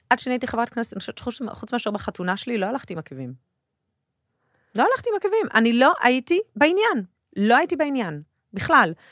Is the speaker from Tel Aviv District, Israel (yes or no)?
yes; Tel Aviv, Tel Aviv District, Israel; also born or lived in a moshav (current residence); אני גדלתי בכיכר המדינה